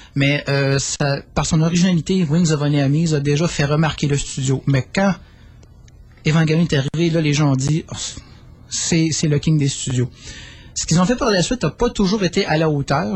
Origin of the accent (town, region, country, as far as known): Quebec, Canada